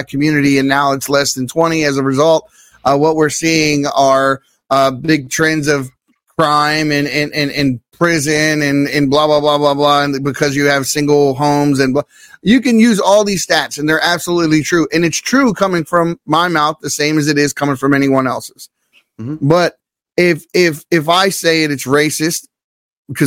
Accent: Baltimore, Maryland, United States; I'm from Baltimore City.

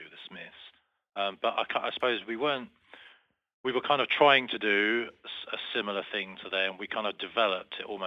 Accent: Medway Towns, South East England, United Kingdom; we came from the Medway Towns

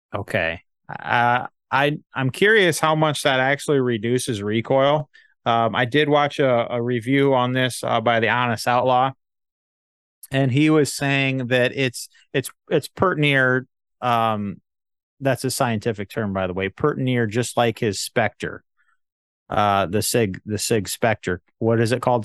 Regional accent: United States; I'm an American

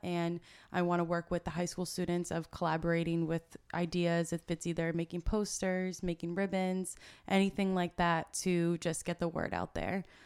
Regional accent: Shrewsbury, Massachusetts, United States; also born or lived in Bridgewater, Massachusetts / Merrimack Valley, Massachusetts; I grew up in Shrewsbury, Mass, uh, which is right next to Worcester

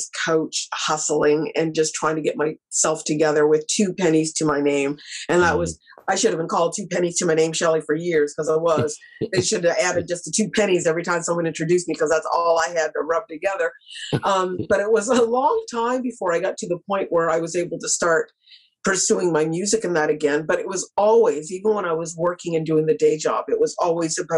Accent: Nova Scotia, Canada; moved away as an adult; now in Toronto, Canada; I'm from Nova Scotia. I'm always a Scotian artist. It's always my pride. It's my home.

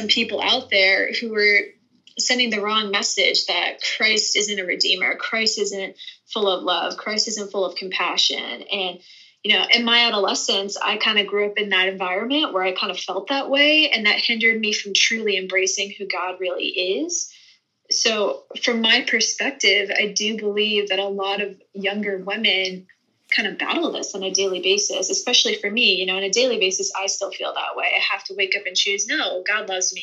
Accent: Boston, Massachusetts, United States; moved away as an adult; now in Texas, United States; I'm from Boston, which is an extremely career-oriented area of the country

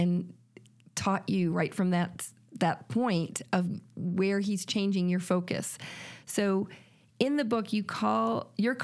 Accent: Fairport, New York, United States; I grew up in Fairport, New York

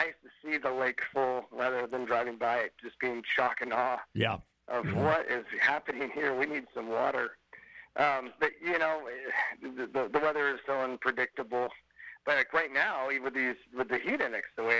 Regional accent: Sacramento, California, United States; I grew up in Sacramento

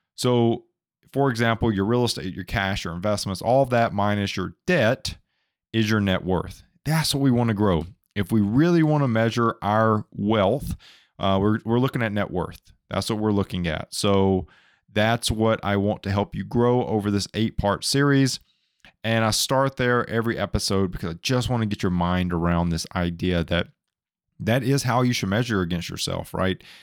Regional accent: Alabama, United States; moved away; I'm from Alabama originally

